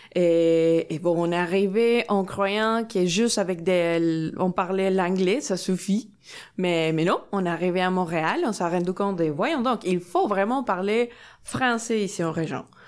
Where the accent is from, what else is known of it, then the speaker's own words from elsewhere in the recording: Mexico; French is a second language; moved away as an adult; now in Sorel-Tracy, Canada; je viens de Mexique